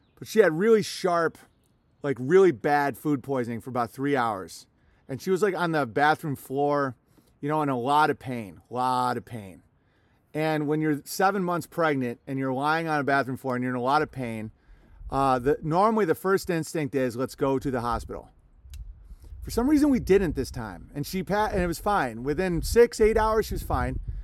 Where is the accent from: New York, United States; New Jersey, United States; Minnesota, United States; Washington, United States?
Minnesota, United States; as a Minnesotan